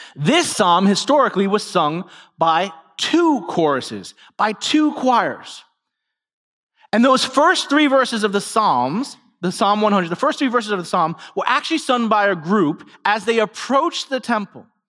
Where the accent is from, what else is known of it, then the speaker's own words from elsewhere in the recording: New York City, New York, United States; moved away; I grew up in New York City